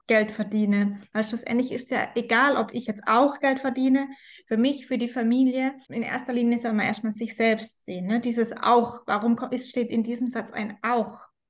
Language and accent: German; Rhein-Neckar-Kreis, Baden-Württemberg, Germany; ich komme aus dem Rhein-Neckar-Kreis, aus dem schönen